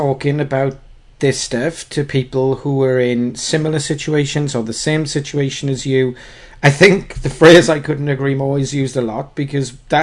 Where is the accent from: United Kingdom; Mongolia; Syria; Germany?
United Kingdom; We're British